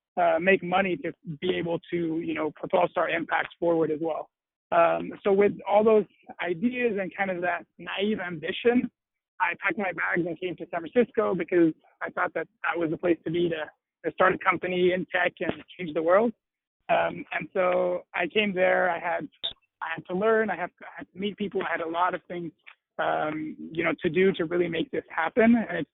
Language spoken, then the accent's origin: English; Brussels, Brussels-Capital Region, Belgium; also born or lived in United Kingdom / Washington, D.C., United States; So my background, I was born and raised in Brussels, Belgium, and I was always really close to a lot of nonprofit work